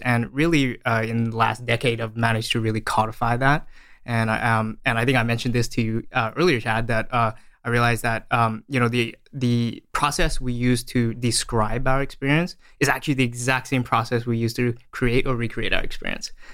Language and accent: English; Australia; moved away as an adult; also born or lived in Malaysia; now in San Francisco, United States; I was born in Malaysia and I uh, grew up in Australia.